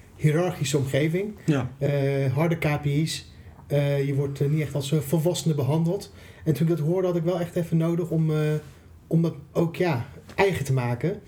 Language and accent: Dutch; Iran; now in Netherlands; ik kom natuurlijk uit Iran, dat gaf je net aan. Mhm. ik woon al wel al een tijdje in Nederland